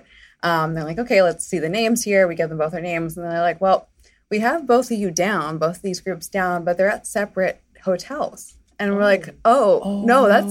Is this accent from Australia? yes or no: no; Colombia; I'm from Colombia.